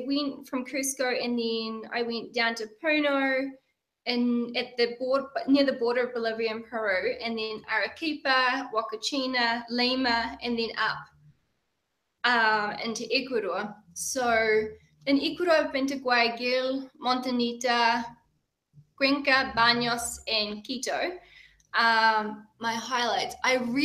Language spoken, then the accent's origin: English; New Zealand; moved away as an adult; I'm from New Zealand, and I have traveled a wee bit before, and I had settled back in New Zealand